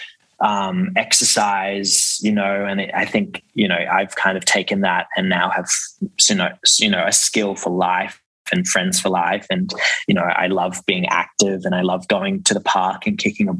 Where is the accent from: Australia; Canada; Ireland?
Australia; Brisbane, Queensland; now in Sydney, Australia; I grew up in Brisbane, and then my parents just basically signed me up to our local club, which was in Brisbane and in New Farm